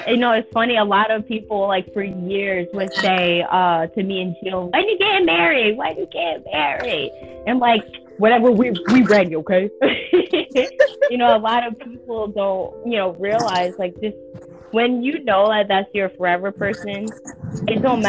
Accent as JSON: {"language": "English", "region": "New York", "country": "United States", "moved": "yes", "lives_now": "Florida, United States", "said": "we are from New York, and Florida"}